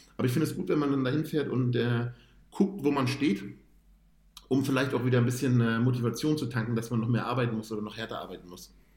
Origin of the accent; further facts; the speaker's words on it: Hamburg, Germany; ich komme ursprünglich aus, aus Bergedorf, da habe ich damals gewohnt und habe in Bergedorf damals trainiert